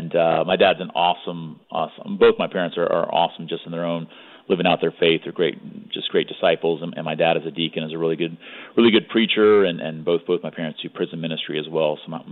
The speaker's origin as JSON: {"language": "English", "region": "Hawaii", "country": "United States", "tie": "born or raised there", "also_born_or_lived": "California / Tallahassee, Florida", "moved": "yes", "lives_now": "Florida, United States", "said": "I'm originally pretty West Coast. I was born in California and grew up in Hawaii, actually. And then moved to Tallahassee, Florida"}